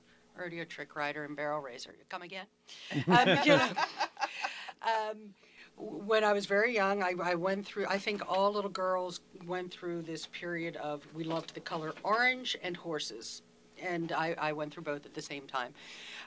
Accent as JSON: {"language": "English", "town": "Falston", "region": "Maryland", "country": "United States", "tie": "born or raised there", "said": "I was brought up in the same house that my dad was born in 85 years ago."}